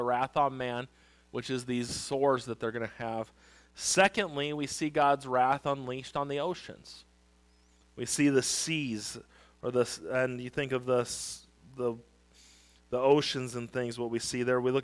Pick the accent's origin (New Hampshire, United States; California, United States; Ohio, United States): California, United States; Wildomar; I grew up in Lake Elsinore. Well, Wildomar, right next to Lake Elsinore